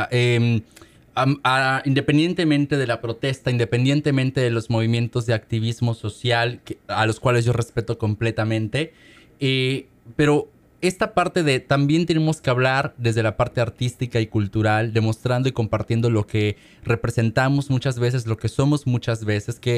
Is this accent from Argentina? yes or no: no; Mexico; now in Seattle, United States; yo como mexicano